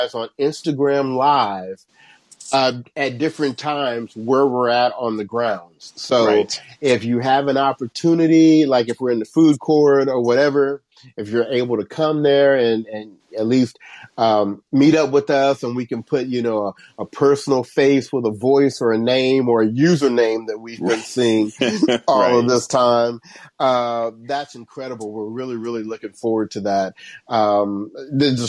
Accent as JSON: {"language": "English", "town": "Cincinnati", "region": "Ohio", "country": "United States", "tie": "born or raised there", "moved": "yes", "said": "I was raised in Cincinnati, Ohio."}